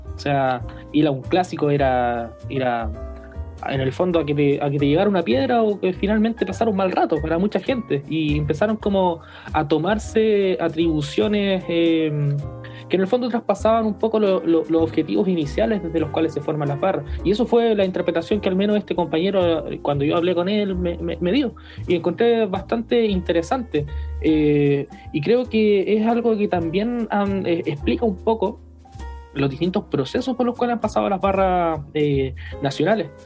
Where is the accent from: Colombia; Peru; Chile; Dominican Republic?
Chile; somos chilenos en el fondo